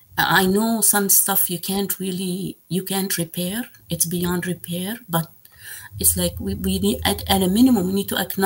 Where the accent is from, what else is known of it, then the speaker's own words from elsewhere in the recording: Mississauga, Ontario, Canada; I say, from Mississauga, and they look at me again, like, you know, what am I talking about? Like, where exactly? Like, we mean where from? I say Meadowvale.